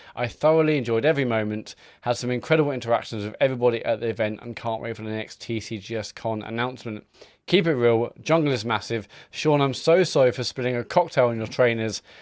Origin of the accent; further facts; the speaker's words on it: Stratford-upon-Avon, West Midlands, United Kingdom; my hometown of Stratford upon Avon